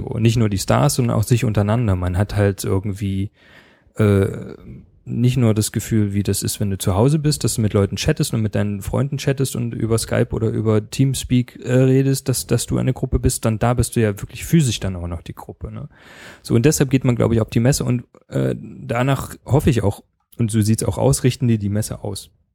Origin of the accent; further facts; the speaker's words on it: Leipzig, Saxony, Germany; ich komme selber aus Leipzig, da ist man natürlich auch ein bisschen stolz drauf